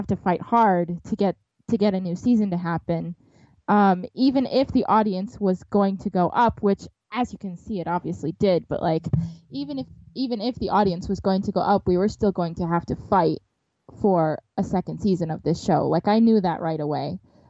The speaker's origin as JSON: {"language": "English", "region": "Wisconsin", "country": "United States", "said": "my home state of Wisconsin"}